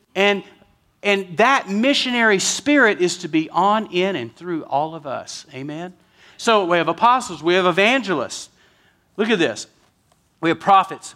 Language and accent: English; West Texas, United States; I'm from West Texas.